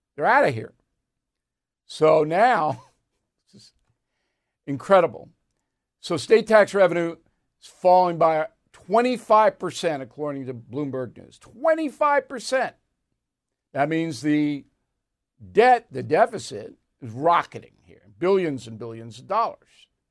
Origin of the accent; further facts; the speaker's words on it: Levittown, New York, United States; I grew up in Levittown